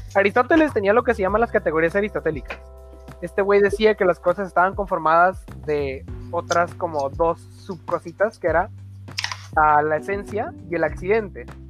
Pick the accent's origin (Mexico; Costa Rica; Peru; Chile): Mexico; como mexicanos